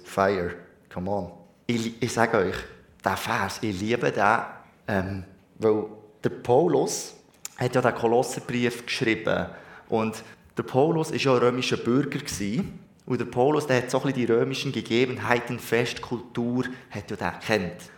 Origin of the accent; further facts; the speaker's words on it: Switzerland; Ich bin Schweizer